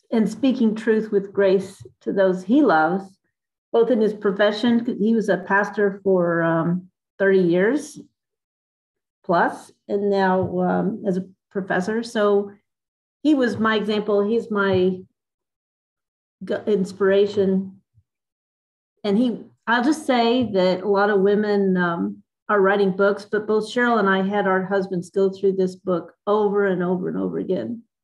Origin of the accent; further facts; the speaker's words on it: Dallas, Texas, United States; also born or lived in Middle East / Escondido, California; now in Charlotte, United States; I'm originally from Dallas, Texas, but have lived in the Middle East and in Escondido, California, and now I live in Charlotte, North Carolina.